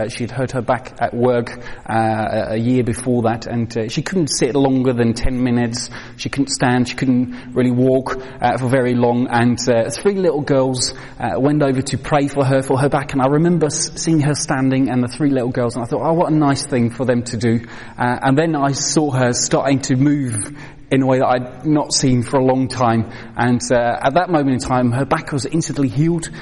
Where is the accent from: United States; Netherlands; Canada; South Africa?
Netherlands; moved away as an adult; now in United Kingdom; I grew up in Holland